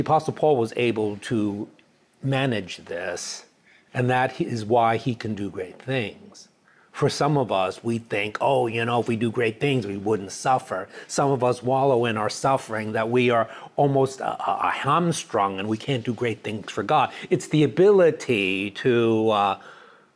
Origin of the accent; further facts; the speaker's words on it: New York City, New York, United States; also born or lived in Dallas, Texas / Chicago; now in California, United States; I grew up in New York City